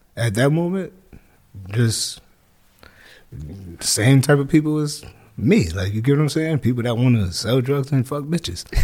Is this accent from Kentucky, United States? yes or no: no; Hartford, Connecticut, United States; also born or lived in New Jersey; I was born in New Jersey, and I was raised in Hartford, Connecticut